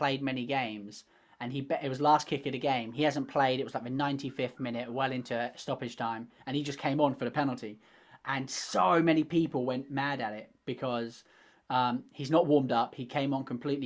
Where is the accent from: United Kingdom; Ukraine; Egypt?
United Kingdom; England; accent: British; I obviously being English